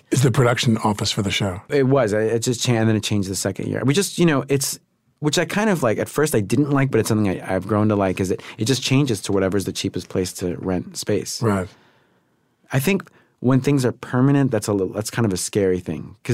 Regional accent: New York, United States; You know, I'm I'm a city guy. I'm from New York, and and I still love it there.

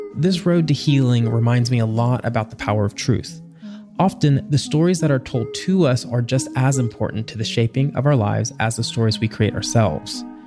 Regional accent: Tennessee, United States; I grew up in Tennessee

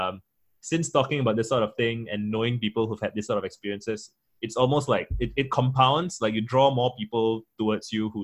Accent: Singapore; I'm a Singaporean Tamil, I'm Indian, I'm a minority in majority Chinese Singapore

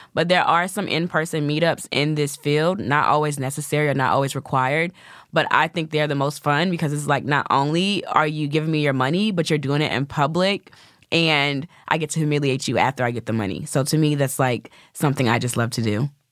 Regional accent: the South, United States; I'm from the South, so I have the sweet Southern belle thing.

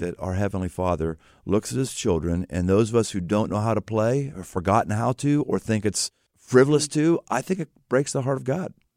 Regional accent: Pittsburgh, Pennsylvania, United States; moved away; I came from Pittsburgh

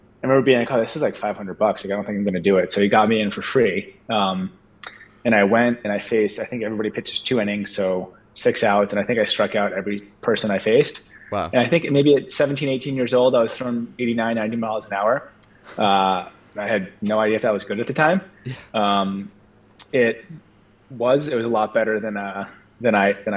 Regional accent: Cape Cod, Massachusetts, United States; I grew up about an hour and a half south of Boston, Massachusetts, in Cape Cod, Massachusetts

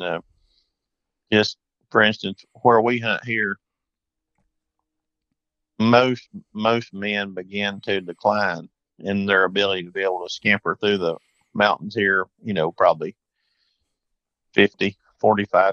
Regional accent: Greene County, Tennessee, United States; also born or lived in Madison County, North Carolina; I was born in Greene County, Tennessee, and our hunting was mostly here and in Madison County, North Carolina

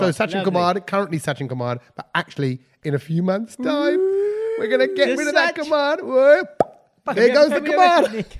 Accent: United Kingdom

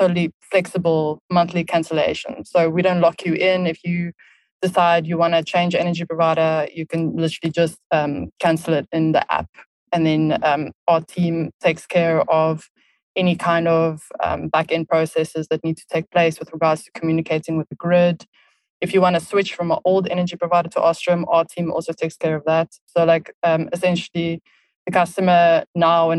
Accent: South Africa; moved away as an adult; also born or lived in Barcelona, Spain / Düsseldorf, Germany; now in Berlin, Germany; I am originally from South Africa, which you can probably tell from my accent

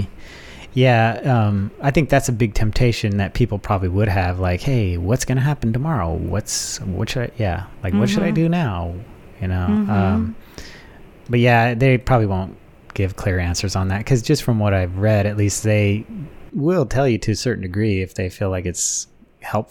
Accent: Wyoming, United States; I grew up in Wyoming

